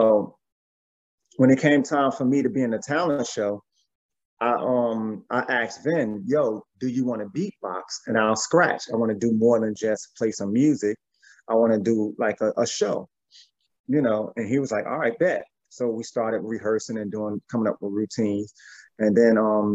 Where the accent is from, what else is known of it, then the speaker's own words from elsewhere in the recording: East Orange, New Jersey, United States; we're all from East Orange, Jersey, even at Tretch